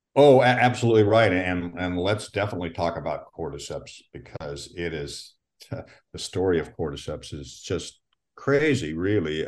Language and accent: English; Pacific Northwest, Washington, United States; I was born in the Pacific Northwest, and what we're really uh, known for out here is it, Washington